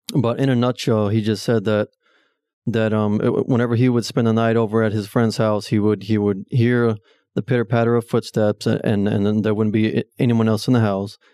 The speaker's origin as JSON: {"language": "English", "town": "Taylor", "region": "Texas", "country": "United States", "tie": "born or raised there", "said": "I was born and raised in Taylor"}